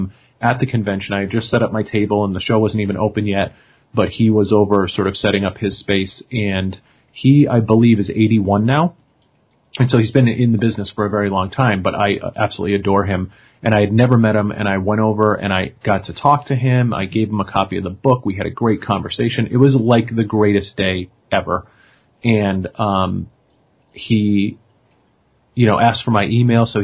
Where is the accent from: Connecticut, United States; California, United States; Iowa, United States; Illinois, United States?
Connecticut, United States; Enfield; the person who runs the music store in my hometown